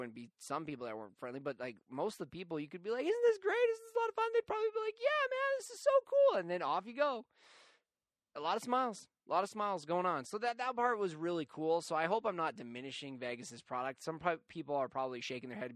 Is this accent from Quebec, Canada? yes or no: no; Calgary, Alberta, Canada; I come from Calgary, which is a pretty white-collar city